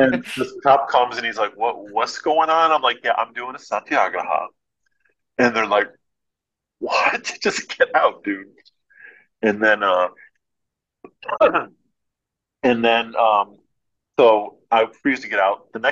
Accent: United States; I'm an American

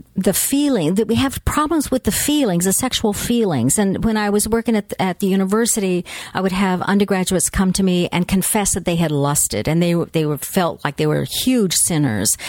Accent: United States; we as American North Americans

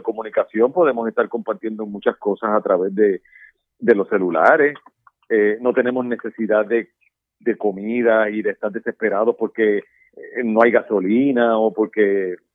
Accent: Puerto Rico; como los puertorriqueños. Mira, nosotros vivimos hace tres años un huracán

